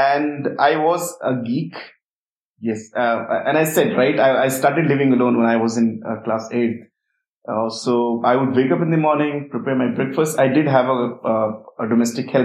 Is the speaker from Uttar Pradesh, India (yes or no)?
yes; Uttar Pradesh, India; I come from a small village in Uttar Pradesh in India. And I started staying away from my family since I was in standard 5